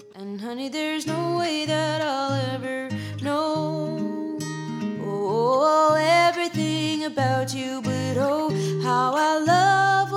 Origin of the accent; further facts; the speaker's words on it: United States; I'm English, but I was born in America to British parents uh, who both live back in England now.